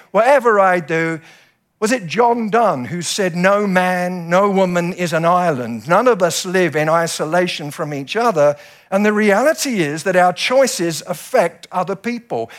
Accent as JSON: {"language": "English", "country": "United Kingdom", "said": "we British people"}